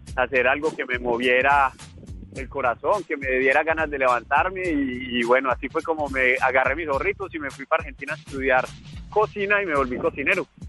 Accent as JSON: {"language": "Spanish", "town": "Manizales", "region": "Caldas", "country": "Colombia", "moved": "yes", "lives_now": "Paris, France", "said": "soy un emprendedor colombiano"}